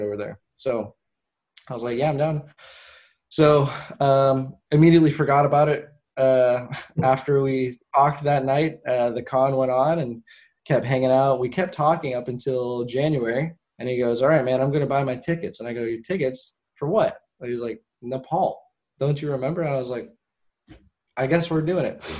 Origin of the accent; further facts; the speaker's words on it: Portland, United States; my hometown. Because I have a lot of pride in Portland.